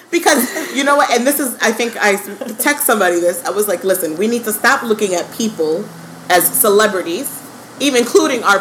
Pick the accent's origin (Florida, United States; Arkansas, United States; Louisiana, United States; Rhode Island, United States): Florida, United States; Parkland; also born or lived in Miami; That is my hometown.